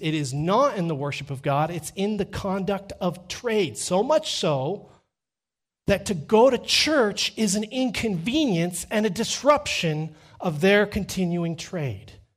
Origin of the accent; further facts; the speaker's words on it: Texas, United States; moved away as an adult; now in Canada; I'm from Texas